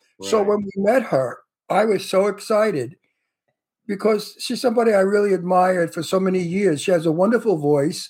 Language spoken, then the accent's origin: English; New York City, New York, United States; accent: Brooklyn; moved away as an adult; now in Los Angeles, United States; I come from Brooklyn